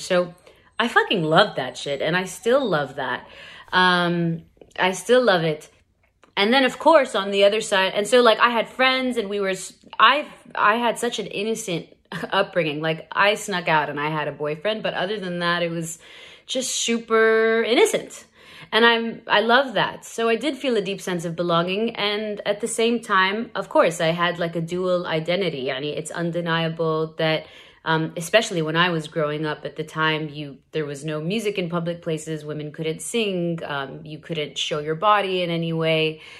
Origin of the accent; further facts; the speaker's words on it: Saudi Arabia; What was it like growing up in Saudi?